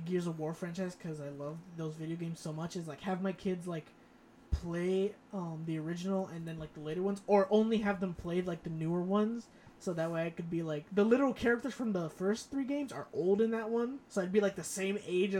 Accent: Florida, United States; born or raised there; also born or lived in Bronx, New York

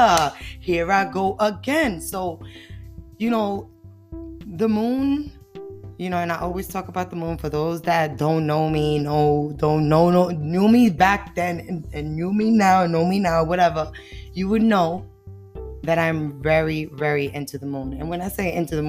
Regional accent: New York City, New York, United States; I'm from the Bronx, yeah, the Bronx, you know, the dirty, dirty Bronx. But the Bronx was knocked me and build me

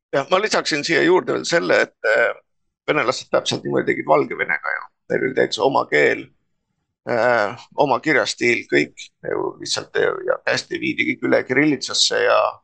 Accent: near Tallinn, Harju County, Estonia; ma olen sündinud Puusalus, Tallinna ligidal. noh, meie põhimõtteliselt oli sajaprotsendiliselt eestikeelne alevik

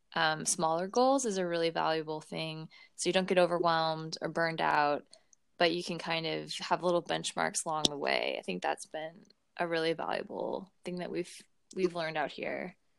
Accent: St. Louis, Missouri, United States; moved away as an adult; now in Marysville, United States; We're originally from St. Louis, Missouri

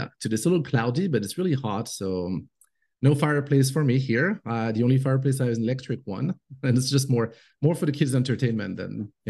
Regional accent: Côte d’Ivoire; English is a second language; also born or lived in Morocco / France; now in United States; But I'm French. And I grew up in Africa. So I did not come to the US until 2002. And it's only in 2013 that we permanently moved here when my daughter was born.

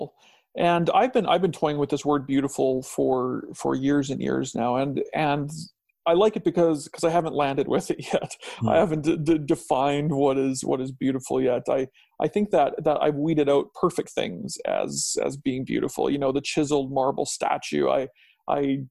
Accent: Alberta, Canada; also born or lived in Saskatchewan / Strathmore, Alberta / Langdon, Alberta; now in Chestermere, Canada; I was born in Saskatchewan and spent my young childhood there, and then we moved to Alberta. And so I lived in Strathmore, a town east of Calgary

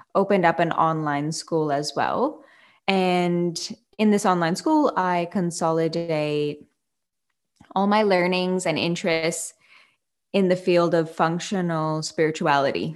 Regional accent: Canada; now in Fremantle, Australia; I am a Canadian born, uh, living in Australia, yoga teacher and business owner

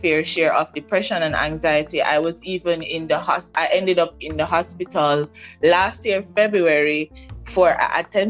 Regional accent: Jamaica; I'm from Jamaica. I live in Jamaica.

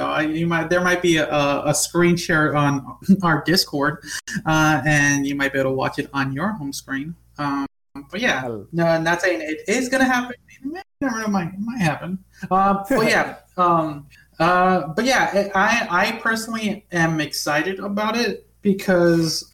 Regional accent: United States; I am American

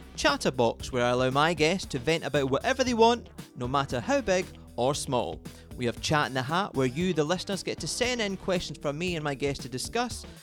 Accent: west coast of Scotland, United Kingdom; now in London, United Kingdom; I'm a Scotsman from the middle of nowhere on the west coast of Scotland, but at the moment I'm occupied in London

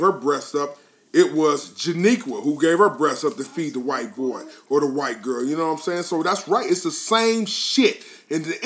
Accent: Columbus, Ohio, United States; I'm from Short North, 4th Street, 8th Ave.

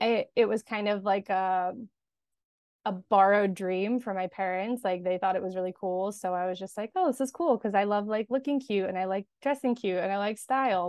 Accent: Los Angeles, California, United States; I grew up in Los Angeles, and I am still here currently

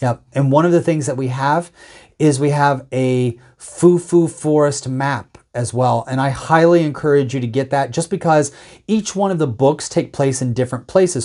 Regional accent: United States; as an American

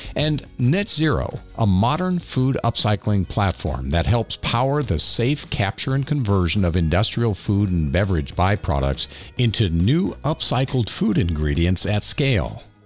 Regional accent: Miami, Florida, United States; I grew up in South Florida on an organic fruit and vegetable farm

